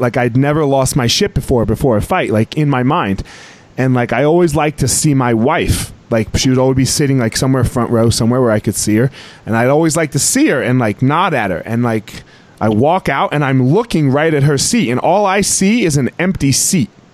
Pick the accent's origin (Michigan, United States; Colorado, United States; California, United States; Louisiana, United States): Colorado, United States; my home state of Colorado